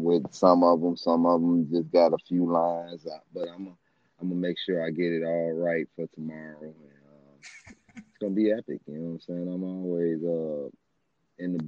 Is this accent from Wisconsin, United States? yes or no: no; Chicago, Illinois, United States; I grew up all over Chicago. I'm a Chicagoan